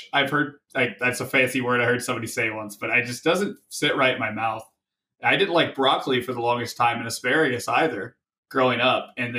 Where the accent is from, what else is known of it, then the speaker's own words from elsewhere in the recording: Tennessee, United States; So I'm originally from Tennessee, way out east towards the Appalachian Mountains.